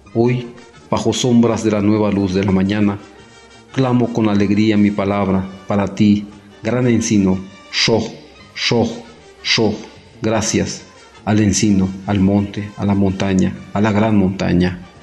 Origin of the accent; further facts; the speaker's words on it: Tamazulapam del Espíritu Santo, Oaxaca, Mexico; first language Mixe; Spanish is a second language; hablante de la lengua mije, originario del municipio de Tamazulapan del Espíritu Santo, Oaxaca